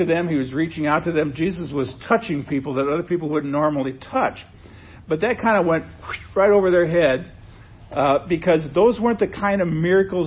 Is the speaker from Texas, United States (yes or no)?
no; Nebraska, United States; when I was a kid, a teenager, growing up in Nebraska